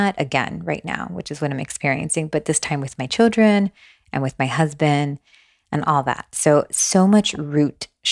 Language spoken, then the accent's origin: English; Miami, Florida, United States; moved away as an adult; also born or lived in Long Branch, New Jersey; now in Asheville, United States; I'm from Miami. My parents brought us here. Actually, I was born in New Jersey, Long Branch, New Jersey